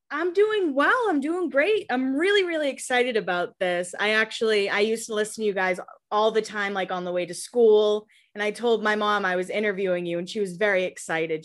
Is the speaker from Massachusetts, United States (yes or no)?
yes; Massachusetts, United States; moved away as an adult; now in Nashville, United States; I'm originally from Massachusetts, but I've been here about three years